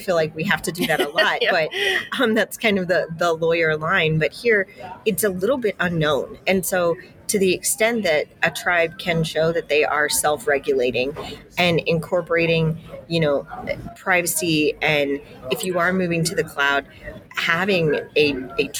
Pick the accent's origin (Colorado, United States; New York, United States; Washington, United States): Colorado, United States; Denver; I grew up in Denver